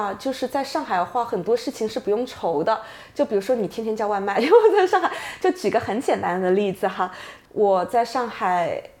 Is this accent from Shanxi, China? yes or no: no; Shenzhen, Guangdong, China; moved away as an adult; also born or lived in Shanghai / London; now in Vancouver, Canada; 我爸妈是上海人的生二代，对的，所以他们我是在深圳出生长大的